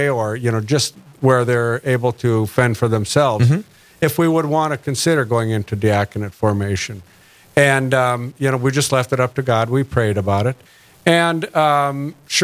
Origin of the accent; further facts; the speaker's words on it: Hillsboro, North Dakota, United States; I grew up in Hillsboro